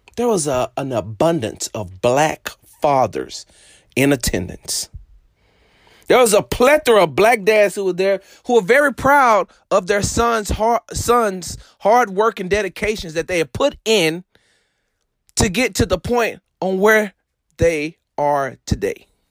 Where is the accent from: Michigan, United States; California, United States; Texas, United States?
Texas, United States; Houston; I'm from Texas. I'm from Houston